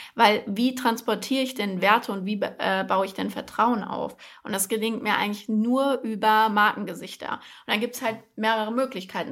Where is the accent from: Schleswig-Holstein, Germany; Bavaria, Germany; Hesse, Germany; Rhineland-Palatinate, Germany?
Hesse, Germany; Frankfurt; moved away as an adult; now in Berlin, Germany; in Frankfurt geboren und aufgewachsen, bin letztes Jahr nach Berlin gezogen